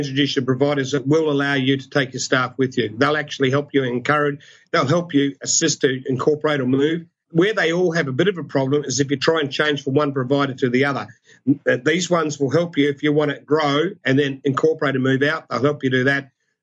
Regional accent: Australia; we're Australian.

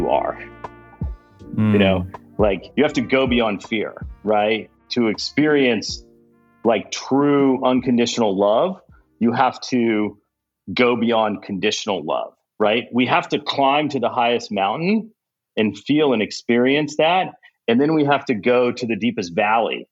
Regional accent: Kansas, United States; moved away as an adult; also born or lived in Egypt / Caribbean / Thailand / India; I'm originally from Kansas and grew up in the Midwest.

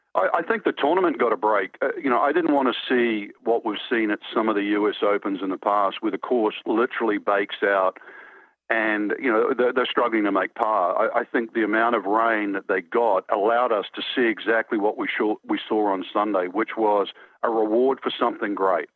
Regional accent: New Zealand; moved away; I grew up in New Zealand

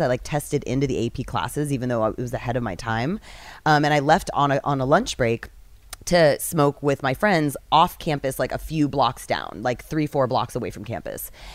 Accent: San Leandro, California, United States; also born or lived in Castro Valley; I come from the East Bay, um, Castro Valley, San Leandro.

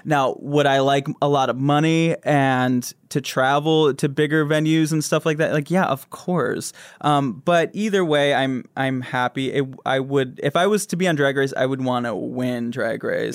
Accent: Grand Rapids, Michigan, United States; now in Los Angeles, United States; I grew up in Michigan

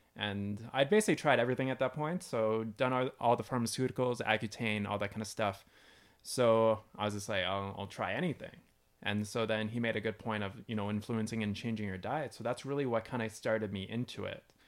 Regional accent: London, Ontario, Canada; moved away as an adult; also born or lived in British Columbia; now in Arizona, United States; moved back to where I grew up in London, Ontario

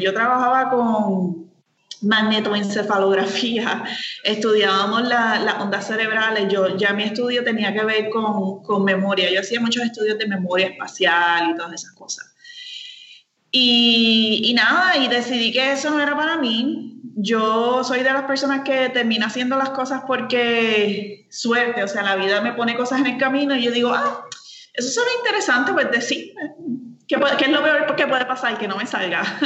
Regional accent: San Lorenzo, Puerto Rico; yo soy de San Lorenzo, soy del pueblo de San Lorenzo, samaritana, con mucho orgullo. Eh, me encanta mi pueblo

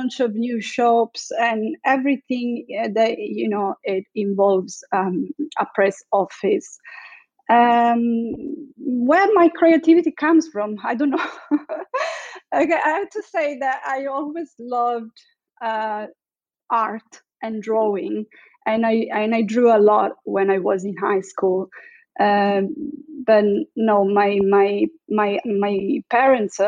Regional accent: Sicily, Italy; moved away as an adult; also born or lived in Milan / Thailand; I'm Italian. I was born and raised in Sicily in a very small town by the seaside.

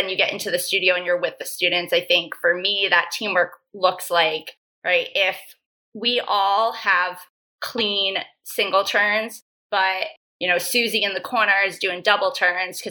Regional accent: New York, United States; moved away as an adult; now in San Diego, United States; I'm originally from New York. I grew up competing and training on the East Coast

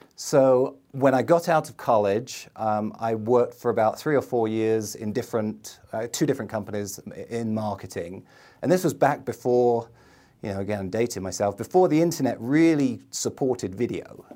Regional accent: London, United Kingdom; moved away as an adult; now in United States; I grew up in the middle of London

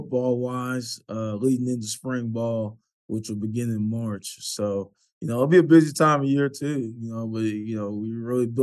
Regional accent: Pflugerville, Texas, United States; moved away as an adult; also born or lived in Austin, Texas; now in Norfolk, United States; I was born in Austin, raised in Pflugerville

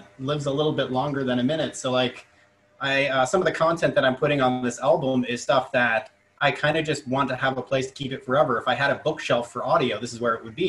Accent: Pickering, Ontario, Canada; also born or lived in Chilliwack / Vancouver; I'm currently a radio host in Toronto at 102.1 The Edge, roughly where I grew up in Southern Ontario. And I did my first radio shows back in high school in Pickering

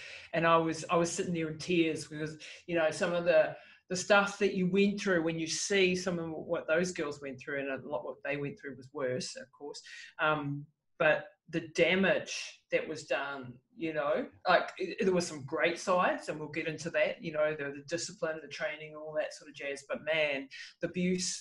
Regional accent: New Zealand; And so I grew up in New Zealand in the 70s

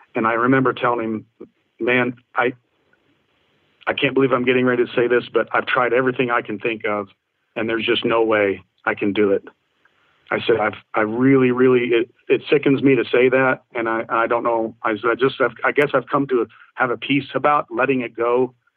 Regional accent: Indiana, United States; my home state of Indiana

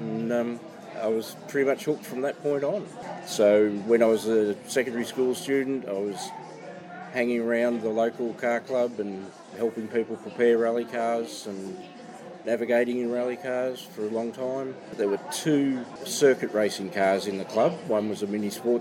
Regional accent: Casterton, Victoria, Australia; also born or lived in Coleraine, Victoria / Hamilton, Victoria; Originally from the Western District of Victoria. So I was born in Coleraine, grew up in Casterton for the first 12 years, and then spent the rest of the time in Hamilton

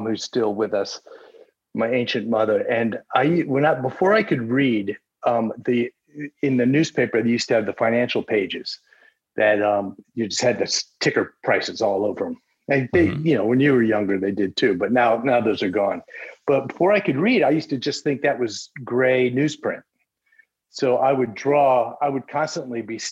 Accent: Central Florida, United States; also born or lived in Midwest; I grew up in Central Florida. My parents moved from the Midwest when I was a toddler

